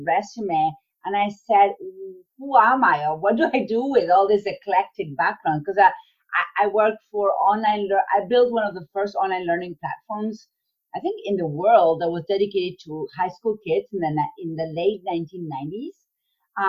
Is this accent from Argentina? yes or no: yes; Argentina; moved away as an adult; now in United States; I was born and raised in Argentina